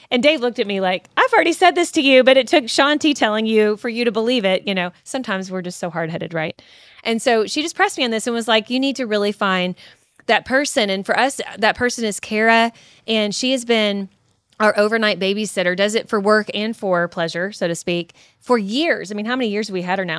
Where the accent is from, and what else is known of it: Kentucky, United States